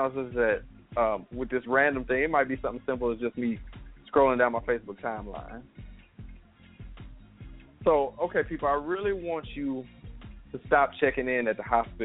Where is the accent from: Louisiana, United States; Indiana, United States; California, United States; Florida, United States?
Louisiana, United States; we're from Louisiana